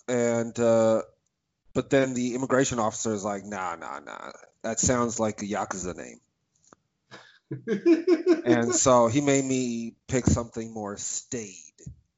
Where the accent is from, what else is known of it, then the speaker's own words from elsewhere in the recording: Japan; It's so I grew up in Japan, you know, that's where I'm from.